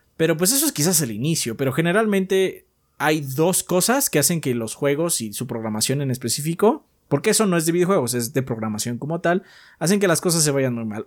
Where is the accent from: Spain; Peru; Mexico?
Mexico; soy mexicano